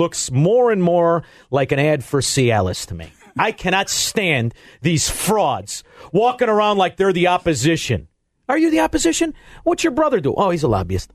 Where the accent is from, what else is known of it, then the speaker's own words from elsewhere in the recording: Melrose Park, Illinois, United States; growing up in Melrose Park